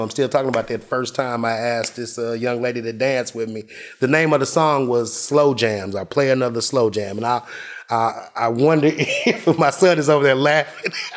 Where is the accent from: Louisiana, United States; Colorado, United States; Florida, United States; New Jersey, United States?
Louisiana, United States; Shreveport; my hometown, beautiful Shreveport, Louisiana